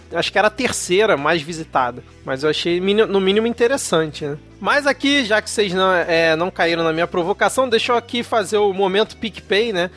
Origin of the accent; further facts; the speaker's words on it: Rio de Janeiro, Brazil; Rio de Janeiro, minha cidade natal